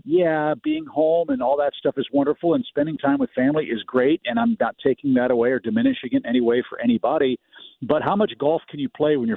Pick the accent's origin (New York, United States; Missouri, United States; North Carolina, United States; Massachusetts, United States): Missouri, United States; St. Louis; I grew up in St. Louis